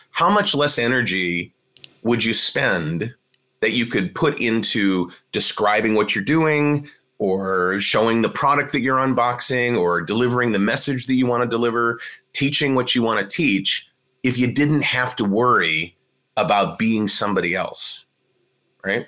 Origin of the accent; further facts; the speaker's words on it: Cleveland, Ohio, United States; moved away; also born or lived in Washington, District of Columbia, United States; where I grew up in Cleveland, Ohio